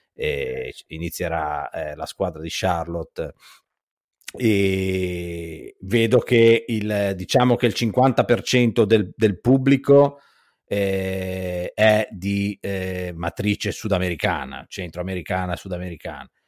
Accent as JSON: {"language": "Italian", "town": "Genoa", "region": "Liguria", "country": "Italy", "moved": "as an adult", "lives_now": "Toronto, Canada", "said": "sono di, di, Genova, di Genua"}